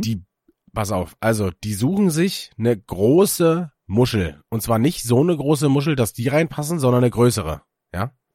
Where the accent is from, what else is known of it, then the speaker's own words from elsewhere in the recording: Germany; wir als Deutsche